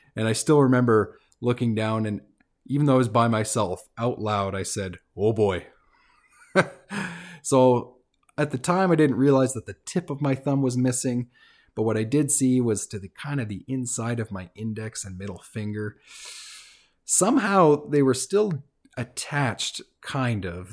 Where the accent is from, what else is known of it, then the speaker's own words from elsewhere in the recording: Fort St. John, British Columbia, Canada; moved away as an adult; also born or lived in Vancouver; So Fort Saint John's, small town, it's about twenty, twenty-five thousand people. Uh, I was born in Vancouver, but that's where I grew up.